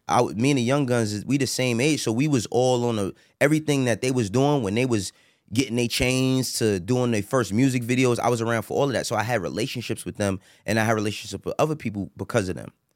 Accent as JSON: {"language": "English", "town": "New York City", "region": "New York", "country": "United States", "said": "I'm from Harlem"}